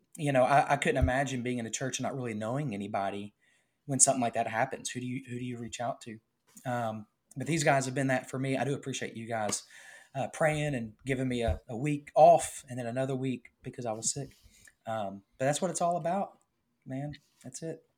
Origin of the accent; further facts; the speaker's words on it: the South, United States; We're from the South